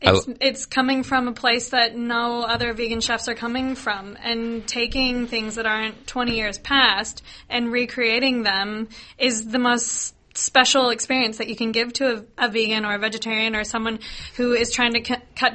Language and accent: English; Seattle, Washington, United States; moved away as an adult; now in Australia; Yeah, I'm from Seattle